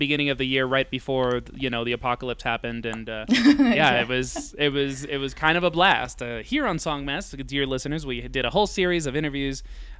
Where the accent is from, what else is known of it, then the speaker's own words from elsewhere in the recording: New York City, New York, United States; now in Mexico City, Mexico; I'm a city slicker. You know, I'm from New York City. I live in Mexico City